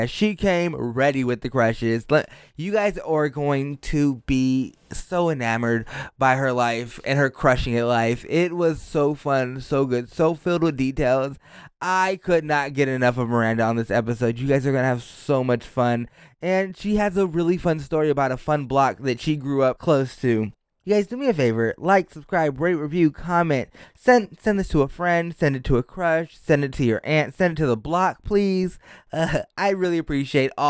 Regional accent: New York, United States; because I'm, I'm a New Yorker.

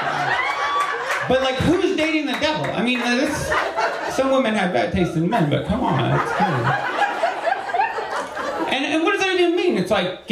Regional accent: New Jersey, United States; moved away; I'm from New Jersey originally, not from the South

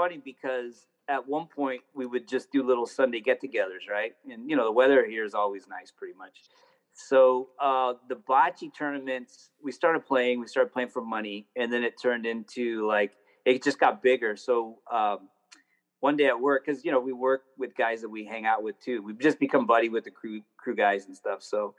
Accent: Chula Vista, California, United States; I grew up in a place called Chula Vista, which is 7 minutes from the border.

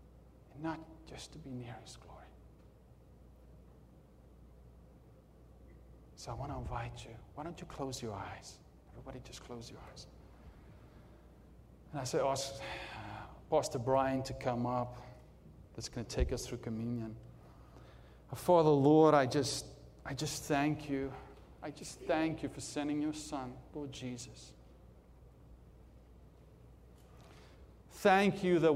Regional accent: South Africa; I'm from South Africa

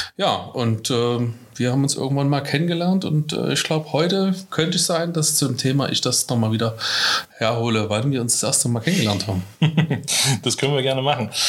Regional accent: Dresden, Saxony, Germany; accent: Dresden Singsang; wo komme ich her? Äh, aus Dresden. Man hört es vielleicht ein kleines bisschen an meinem Singsang

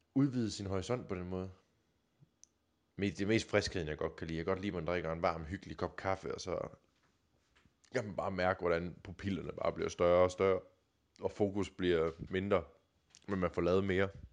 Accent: Denmark; Jylland, hvor jeg kommer fra

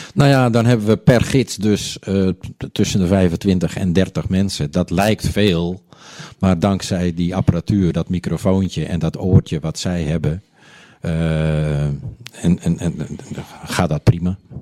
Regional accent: Onderdijk, North Holland, Netherlands; also born or lived in Hoorn; now in Blokker, Netherlands; ik in het ziekenhuis in Horen ben geboren. Maar wij woonden toen in Onderdijk.

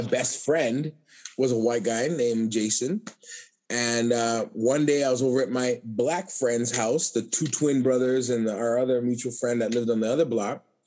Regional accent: Calgary, Alberta, Canada; moved away as an adult; now in Winnipeg, Canada; I was born in Canada. I'm, I was born here in in in Calgary

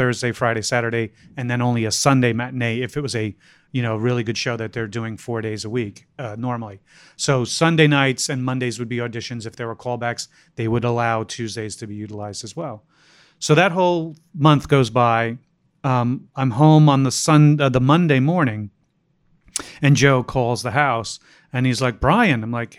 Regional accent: Ireland; I'm Irish. We love dark, morbid humor like that.

